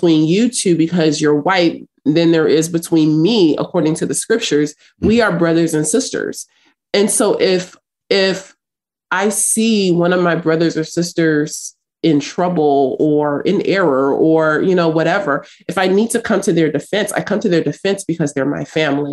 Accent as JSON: {"language": "English", "town": "Los Angeles", "region": "California", "country": "United States", "tie": "born or raised there", "also_born_or_lived": "South Africa", "said": "I grew up in South Central Los Angeles, and I grew up fighting"}